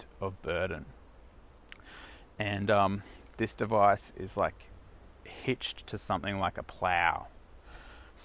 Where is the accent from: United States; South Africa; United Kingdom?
South Africa; moved away; the town where I was born in South Africa